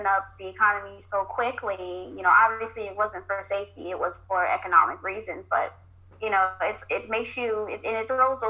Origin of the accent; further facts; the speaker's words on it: California, United States; moved away as an adult; now in Virginia, United States; I'm from California, born and raised, never moved until now.